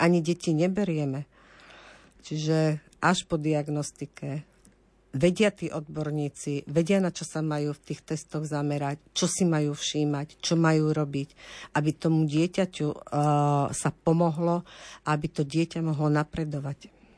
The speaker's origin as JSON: {"language": "Slovak", "town": "Kremnica", "region": "Banská Bystrica Region", "country": "Slovakia", "said": "Ja som z Kremnice a, a mama aj otec boli vlastne učitelia v, v škole pre sluchovo postihnuté deti"}